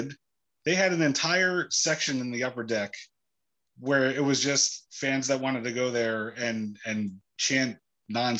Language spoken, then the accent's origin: English; New Jersey, United States; I'm from New Jersey